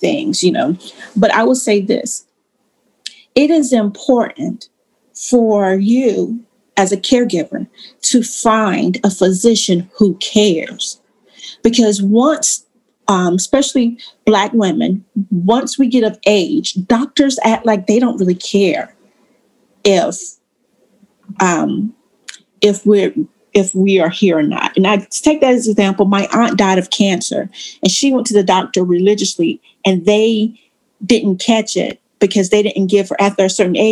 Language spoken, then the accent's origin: English; Eastern North Carolina, United States; moved away as an adult; now in Raleigh, United States; I'm from East North Carolina.